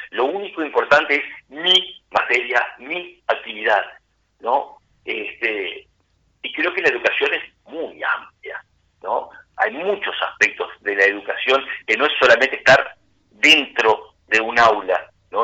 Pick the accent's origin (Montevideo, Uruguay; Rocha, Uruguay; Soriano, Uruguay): Rocha, Uruguay; Castillos; En Castillos, mi pueblo, donde yo trabajé muchísimos años